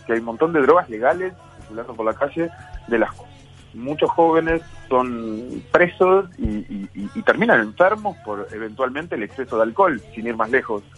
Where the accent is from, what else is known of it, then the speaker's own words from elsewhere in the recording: Uruguay; Nosotros como uruguayos decimos amo